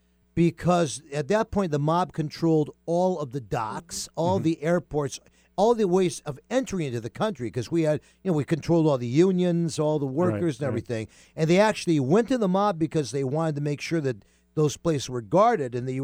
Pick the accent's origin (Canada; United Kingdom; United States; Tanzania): United States; East Coast; moved away; the neighborhood that I grew up in on the East Coast